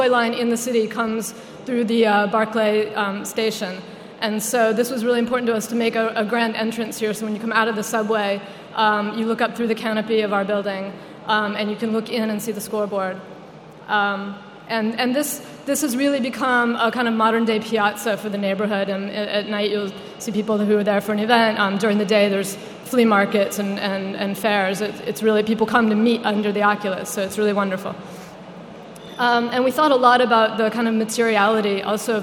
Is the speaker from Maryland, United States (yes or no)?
yes; suburbs of Washington, D.C., Maryland, United States; moved away as an adult; now in New York, United States; if you live in the suburbs just outside of the city, which is where I grew up in Maryland